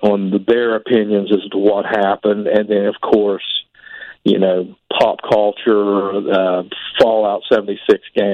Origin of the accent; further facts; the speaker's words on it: Point Pleasant, West Virginia, United States; Well, I'm from Point Pleasant, West Virginia. You know, that's the home of the Mothman, pretty much. Born and raised there